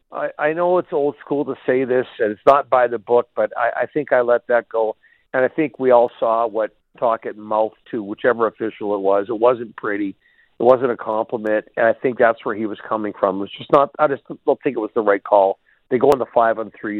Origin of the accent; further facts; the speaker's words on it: Burnaby, British Columbia, Canada; also born or lived in Red Deer; I'm from Burnaby, but I worked in Red Deer uh, for three years.